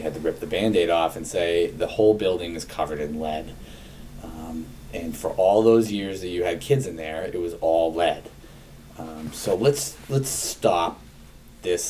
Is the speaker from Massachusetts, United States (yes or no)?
yes; Bolton, Massachusetts, United States; I grew up in Bolton.